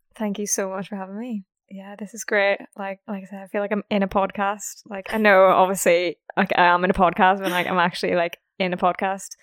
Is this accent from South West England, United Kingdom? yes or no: no; Belfast, Northern Ireland, United Kingdom; moved away; I am from Ireland. I'm from Belfast, so the north part of Ireland.